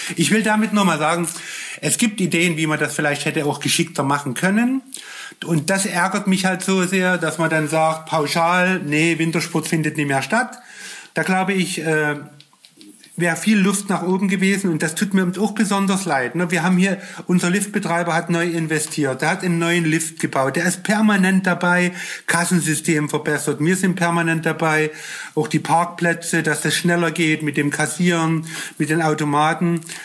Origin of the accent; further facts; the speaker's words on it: Germany; als Deutscher